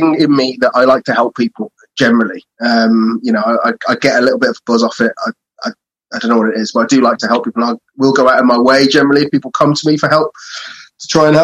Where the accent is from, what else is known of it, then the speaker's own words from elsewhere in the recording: Telford, West Midlands, United Kingdom; also born or lived in Brighton / Vietnam; I'm from Telford in Shropshire, which is like, there's not really much of a party scene up here